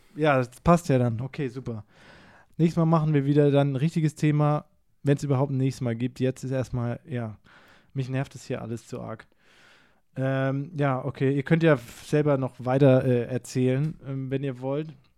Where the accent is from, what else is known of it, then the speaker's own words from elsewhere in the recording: Karlsruhe, Baden-Württemberg, Germany; ich komme aus Karlsruhe